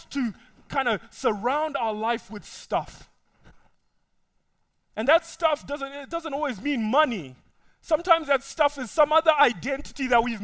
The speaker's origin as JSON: {"language": "English", "country": "Zimbabwe", "moved": "yes", "lives_now": "United States", "said": "I know where I come from. I come from Zimbabwe."}